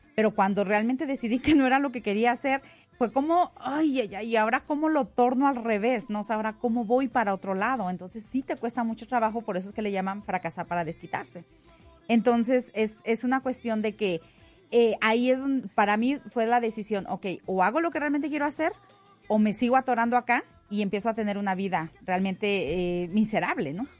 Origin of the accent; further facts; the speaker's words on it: Mexico; now in Denver, United States; yo como mexicana y como buena mexicana y, orgullosa mexicana